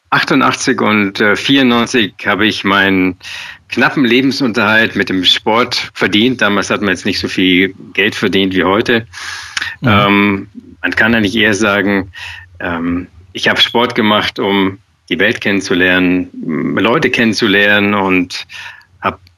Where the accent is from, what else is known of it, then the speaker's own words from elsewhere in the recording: Schwangau, Bavaria, Germany; Ich komme aus dem Allgäu, aus Schwangau.